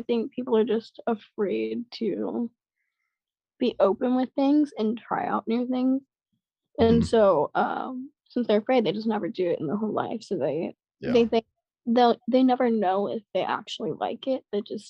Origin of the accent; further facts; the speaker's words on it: Las Vegas, Nevada, United States; moved away as an adult; now in California, United States; I grew up in Vegas, but I just recently moved to Cali